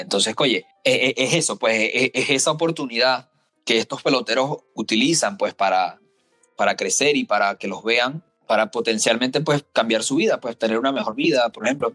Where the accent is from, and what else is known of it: Venezuela